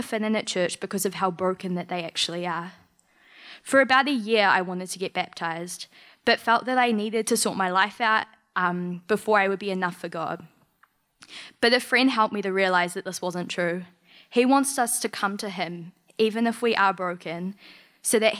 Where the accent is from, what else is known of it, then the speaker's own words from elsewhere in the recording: Macedon, Victoria, Australia; born there; Okay, I was originally born in Macedon